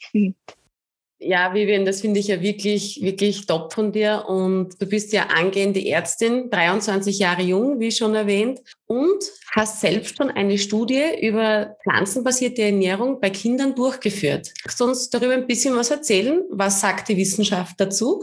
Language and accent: German; Austria; bei uns in Österreich